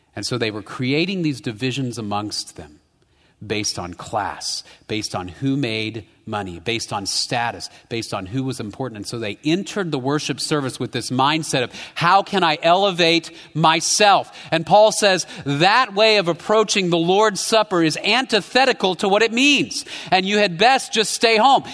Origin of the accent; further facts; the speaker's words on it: United States; my tamale rights as an American